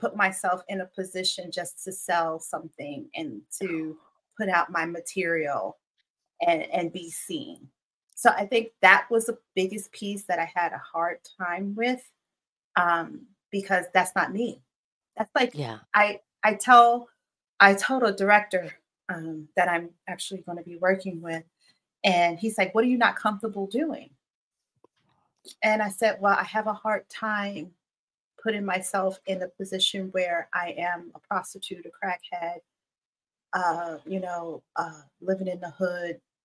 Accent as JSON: {"language": "English", "town": "New York City", "region": "New York", "country": "United States", "tie": "born or raised there", "said": "I grew up in Brooklyn. I grew up on Bushwick Avenue, the biggest inner city you could ever think"}